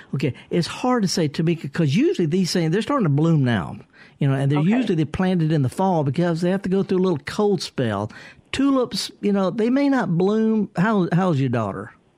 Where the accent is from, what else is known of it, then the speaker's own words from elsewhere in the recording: Mississippi Delta, United States; I, am from there. I flunked out of Mississippi Delta Junior College